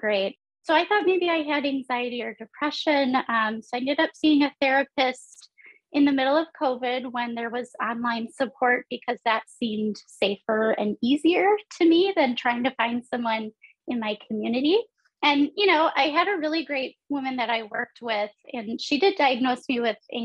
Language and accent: English; Stevens Point, Wisconsin, United States; I grew up in Stevens Point, which is like right in the center